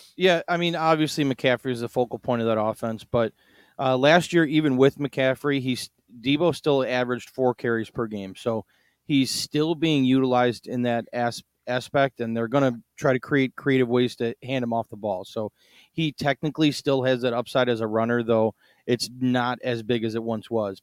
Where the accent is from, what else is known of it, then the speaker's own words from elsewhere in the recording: Chicago, Illinois, United States; I'm from Chicago